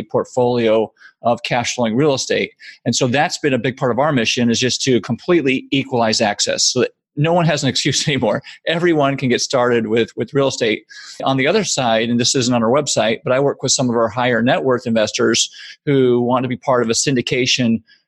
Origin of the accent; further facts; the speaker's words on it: suburb of Chicago, Illinois, United States; moved away as an adult; also born or lived in New York; I grew up in the Midwest in a suburb of Chicago